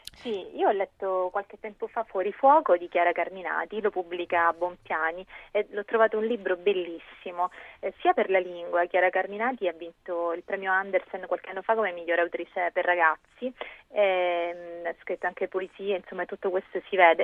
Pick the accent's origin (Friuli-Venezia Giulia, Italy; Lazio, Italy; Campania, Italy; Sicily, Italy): Sicily, Italy; moved away; come si evince anche dalla mia voce, sono nata dall'altra parte d'Italia, leggo molto spesso delle cose ambientate in Sicilia, anche se non vivo più là